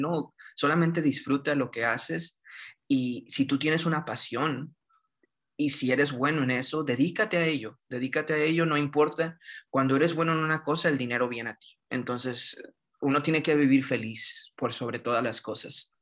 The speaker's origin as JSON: {"language": "Spanish", "region": "northern Mexico", "country": "Mexico", "also_born_or_lived": "Guanajuato, Mexico", "moved": "as an adult", "lives_now": "Victoria, Canada", "said": "Yo soy del norte de México."}